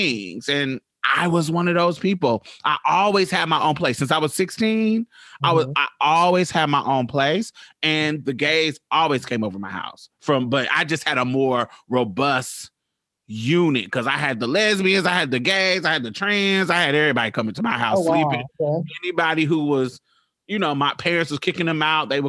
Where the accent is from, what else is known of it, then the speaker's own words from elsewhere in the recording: Midwest, United States; I'm from the Midwest